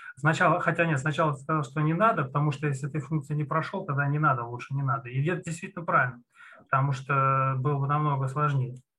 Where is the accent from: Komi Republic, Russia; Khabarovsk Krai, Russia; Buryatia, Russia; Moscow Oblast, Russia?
Moscow Oblast, Russia; Ramenskoye; Я из Раменского, город Раменское